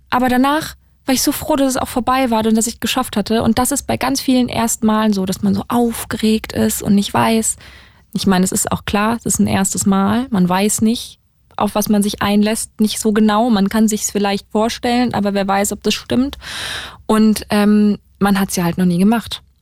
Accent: Berlin, Germany; aus Berlin. Aus Berlin. Direkt. Berlin.

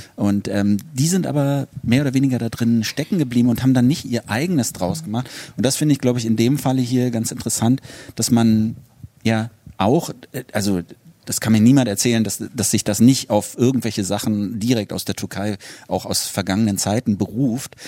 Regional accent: Berlin, Germany; ich bin ja auch in, in Westberlin groß geworden

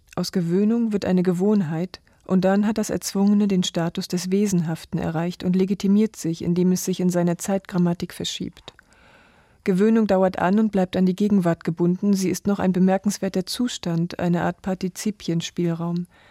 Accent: Mecklenburg-Vorpommern, Germany; now in Leipzig, Germany; Und ich bin gebürtige Mecklenburgerin

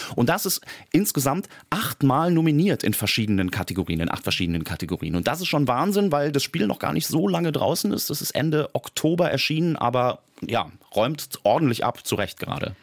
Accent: Germany; hier bei uns in Deutschland

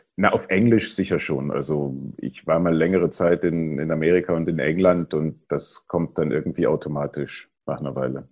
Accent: East Germany, Germany; ich bin ja äh, in der DDR aufgewachsen

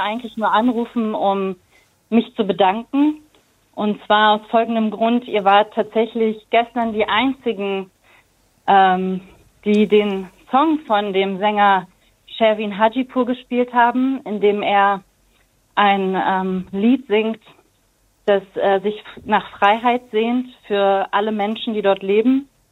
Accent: Berlin, Germany; bin in Berlin geboren und meine Eltern sind 1988 nach Deutschland gekommen

